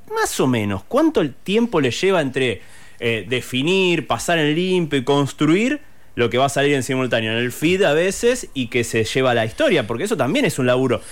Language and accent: Spanish; Rosario, Santa Fe, Argentina; nosotros somos de Rosario